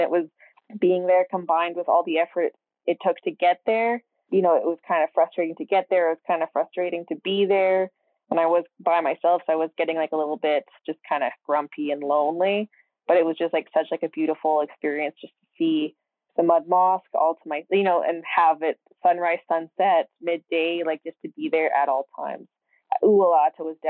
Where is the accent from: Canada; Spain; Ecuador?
Canada; I speak a bit of French as I'm Canadian